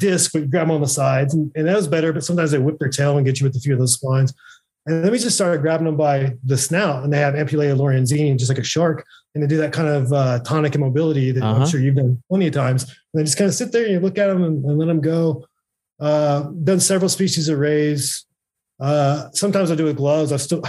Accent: Oklahoma, United States; now in California, United States; I moved to California from Oklahoma

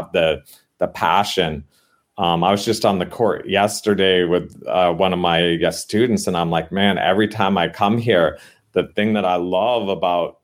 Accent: Canada; now in San Diego, United States; I grew up in Canada

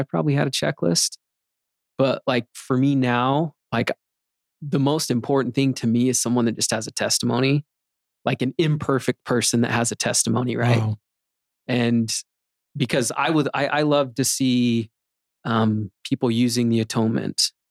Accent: Magna, Utah, United States; I'd say Magna

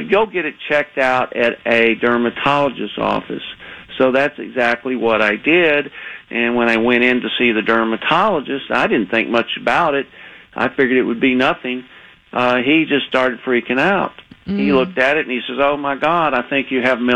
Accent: Texas, United States; accent: Texas; moved away; I was living in Texas. You could probably hear my accent still

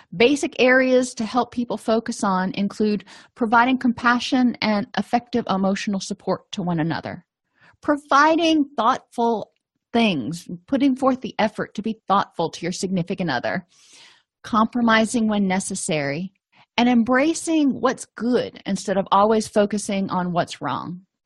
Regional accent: the South, United States; I'm from the South, so I can say y'all

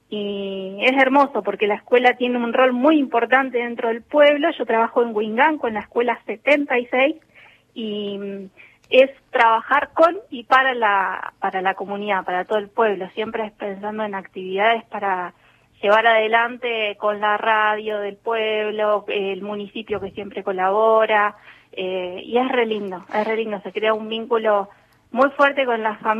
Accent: Bahía Blanca, Buenos Aires Province, Argentina; moved away as an adult; also born or lived in Minas Department, Neuquén; now in Neuquén, Argentina; Yo en realidad soy de Bahía Blanca y llegué acá al departamento Minas por medio de la iglesia

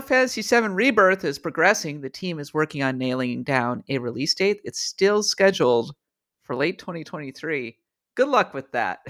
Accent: Minnesota, United States; moved away; my hometown, my homeland of, uh, of Minnesota

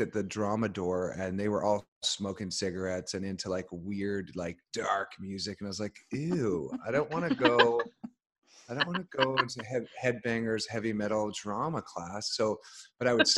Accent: Alberta, Canada; now in Los Angeles, United States; I grew up on a really small, sort of a hobby farm in Alberta

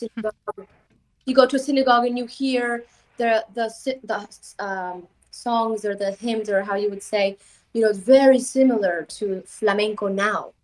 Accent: Bulgaria; I'm gypsy from Bulgaria, my mother's from Spain

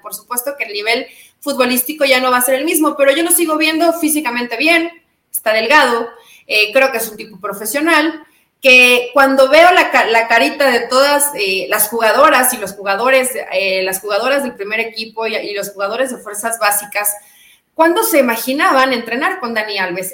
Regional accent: Mexico; avergonzada como mexicana

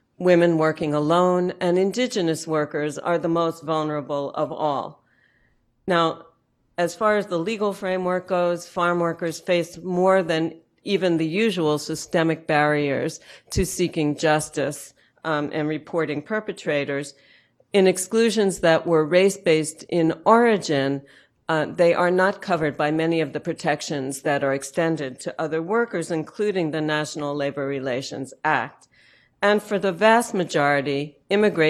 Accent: United States; moved away; also born or lived in rural southern United States; to be here in my hometown

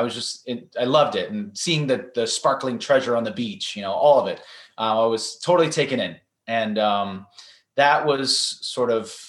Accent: San Francisco, California, United States; I grew up in San Francisco, California

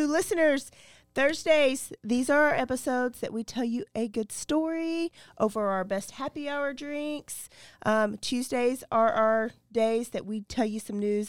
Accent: Texas, United States; I'm from Texas.

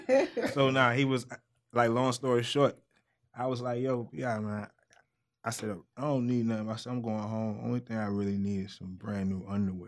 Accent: Virginia, United States; I'm from Virginia, man.

